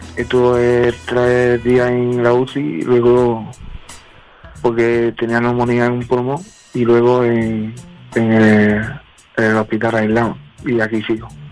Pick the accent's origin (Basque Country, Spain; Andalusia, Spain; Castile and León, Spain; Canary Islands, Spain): Andalusia, Spain; Cádiz; now in Madrid, Spain; soy de Cádiz, de Andalucía